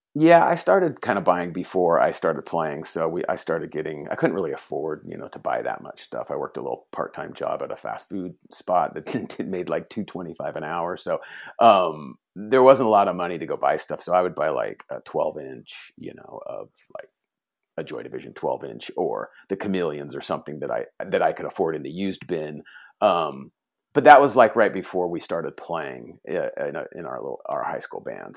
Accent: Fullerton, California, United States; also born or lived in Huntington Beach, California; I was born in Fullerton, California

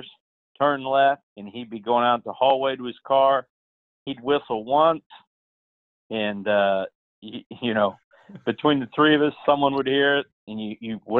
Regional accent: Pittsburg, Kansas, United States; growing up in Pittsburgh, a small town, you know, where the university is a big part of the town

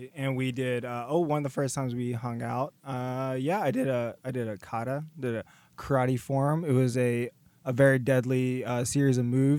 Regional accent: Raleigh, North Carolina, United States; I'm from Raleigh.

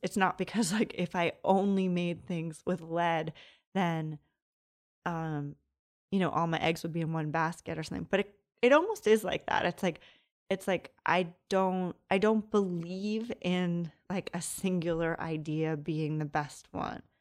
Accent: Long Island, New York, United States; moved away as an adult; also born or lived in Brooklyn, New York / Providence; now in Los Angeles, United States; I grew up in Long Island

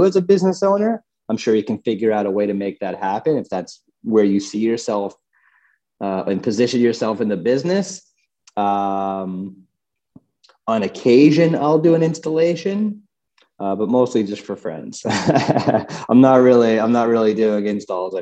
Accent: New York, United States; moved away as an adult; now in Colorado, United States; I grew up in New York and I worked on Wall Street for 5 years

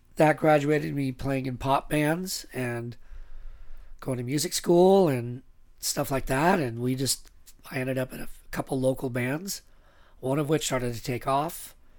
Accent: Northern California, United States; also born or lived in Anaheim, California; I was born in Anaheim, but my parents moved to Northern California when I was pretty young

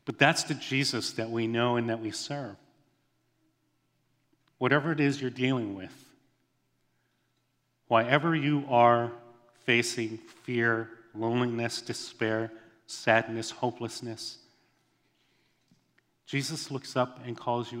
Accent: Hawaii, United States; I grew up in Hawaii. That's my home.

